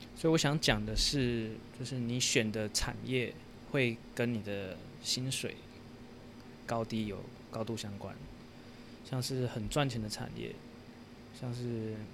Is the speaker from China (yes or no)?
no; Taiwan; moved away as an adult; now in Singapore; 我就是一个很一般的台湾的小孩，从小在台湾长大